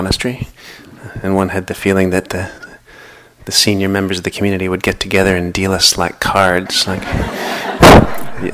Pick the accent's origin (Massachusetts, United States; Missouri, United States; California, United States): Massachusetts, United States; Boston; moved away; I'm originally from the Boston area